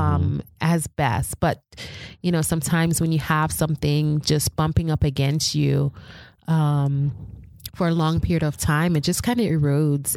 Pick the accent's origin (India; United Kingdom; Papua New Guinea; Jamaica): Jamaica; I'm Jamaican